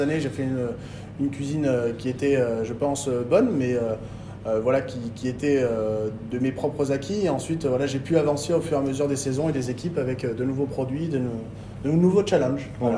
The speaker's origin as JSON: {"language": "French", "town": "Bordeaux", "region": "Nouvelle-Aquitaine", "country": "France", "also_born_or_lived": "Arveyres", "said": "je suis revenu sur Bordeaux euh, pour la naissance de mon fils, parce que je suis un peu chauvin, je voulais qu'il naisse à Bordeaux"}